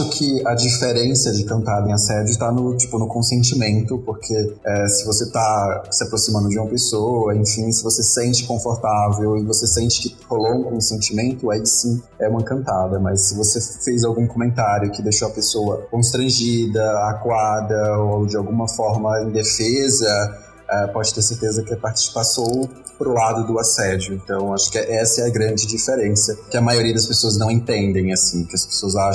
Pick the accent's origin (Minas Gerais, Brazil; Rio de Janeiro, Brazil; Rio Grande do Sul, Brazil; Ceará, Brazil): Ceará, Brazil; Fortaleza; moved away as an adult; now in São Paulo, Brazil; eu sou de Fortaleza, moreno aqui em São Paulo já tem quase dois anos